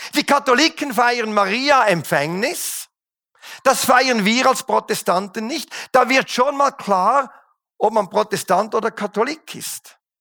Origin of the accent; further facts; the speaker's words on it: Switzerland; als Schweizer feiern wir den 4. Juli nicht. Wenn es hochkommt, feiern wir den 1. August